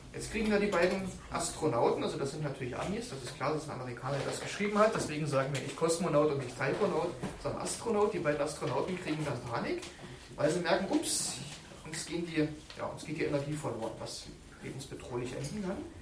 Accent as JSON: {"language": "German", "region": "Berlin", "country": "Germany", "accent": "Berlin", "said": "Ich habe manchmal so einen berlinerischen Akzent drauf. Und ich komme ja auch aus Deutschland"}